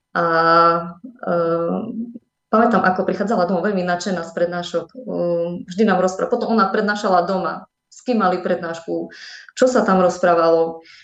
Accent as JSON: {"language": "Slovak", "town": "Medzilaborce", "region": "Prešov Region", "country": "Slovakia", "tie": "born or raised there", "also_born_or_lived": "Humenné", "moved": "yes", "said": "Potom sa odsťahovali rodičia do Medzilaboriec. No a v som strávila celé svoje detstvo, mm, chodila som tam aj na strednú školu"}